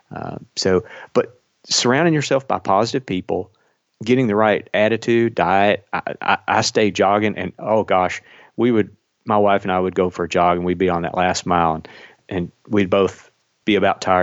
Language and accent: English; Kentucky, United States; I flew fire patrol in Kentucky, uh, which is where I'm from, if you can't tell from my accent